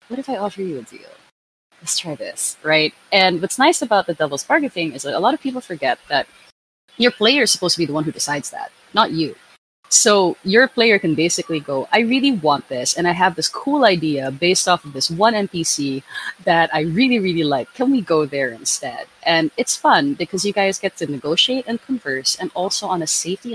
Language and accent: English; Philippines; I come from the Philippines